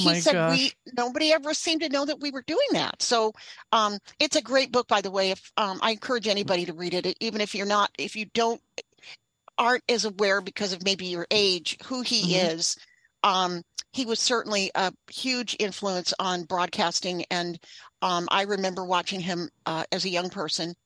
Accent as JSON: {"language": "English", "region": "Northern California", "country": "United States", "tie": "born or raised there", "said": "I grew up in Northern California"}